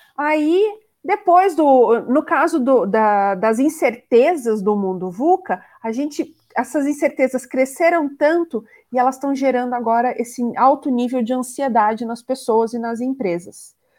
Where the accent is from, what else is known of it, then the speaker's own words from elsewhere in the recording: Curitiba, Paraná, Brazil; sou de Curitiba, estou falando diretamente de Curitiba.